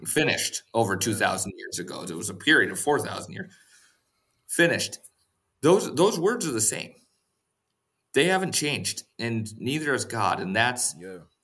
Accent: Western North Dakota, United States; moved away; we spent the night in Western North Dakota at my parents' house. Uh, they still live at the same house that I grew up

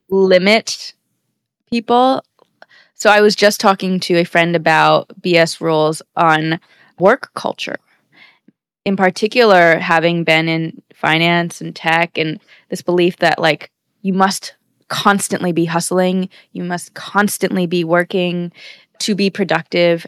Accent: United States; born and raised in America

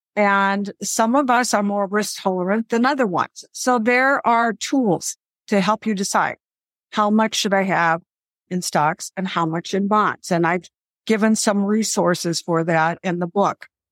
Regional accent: Midwest, United States; I grew up in the Midwest

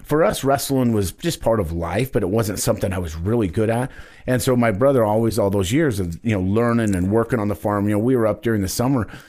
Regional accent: Wyoming, United States; I'm a stud from Wyoming

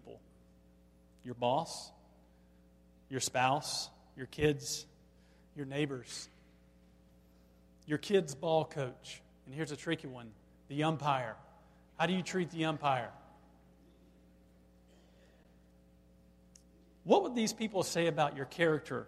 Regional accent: Black, Alabama, United States; growing up in Black, Alabama

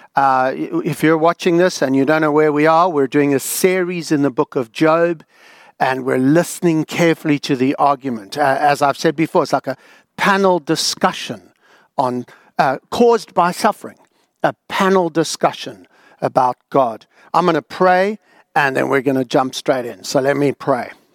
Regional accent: South Africa; now in Australia; growing up in South Africa, I, I'd never been to a mosque before

